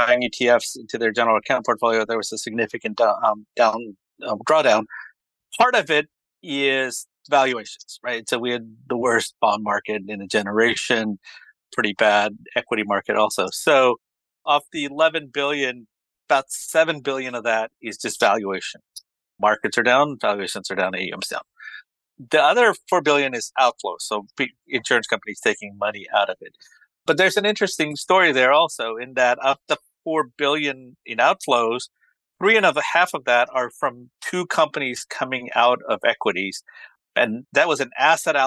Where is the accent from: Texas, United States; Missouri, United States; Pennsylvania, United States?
Texas, United States; Dallas; I grew up in Dallas.